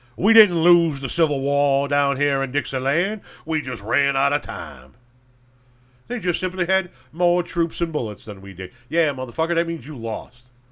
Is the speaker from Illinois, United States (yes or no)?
yes; Illinois, United States; my home state of Illinois